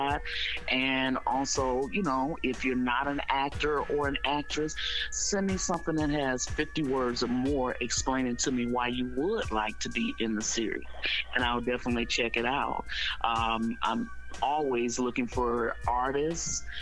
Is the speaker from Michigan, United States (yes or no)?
yes; Detroit, Michigan, United States; I was born and raised over on the North End. I actually still live over on the North End right now